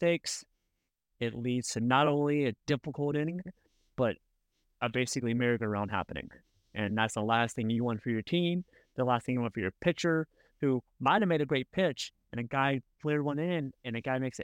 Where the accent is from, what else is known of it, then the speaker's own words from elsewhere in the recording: United States; I'm an American coach down there in the Dominican